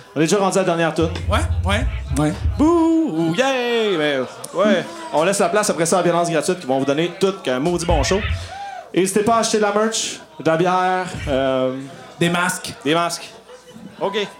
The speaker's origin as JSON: {"language": "French", "town": "Montreal", "region": "Quebec", "country": "Canada", "said": "on vient de Montréal."}